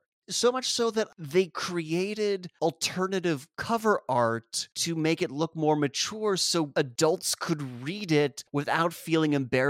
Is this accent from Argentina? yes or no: no; United States; accent: American; being like the American kid because I like never really lost my accent.